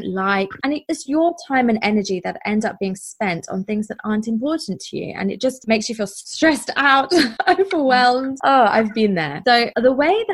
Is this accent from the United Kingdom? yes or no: yes; England, United Kingdom; moved away as an adult; now in Durban, South Africa; I'm originally from England, as I expect you will be able to hear, but I've lived in South Africa for about 5 years now